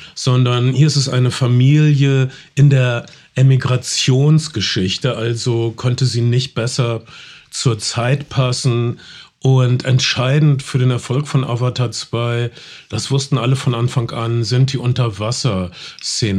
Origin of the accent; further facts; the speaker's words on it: North Rhine-Westphalia, Germany; Ich komme aus Ostwestfalen.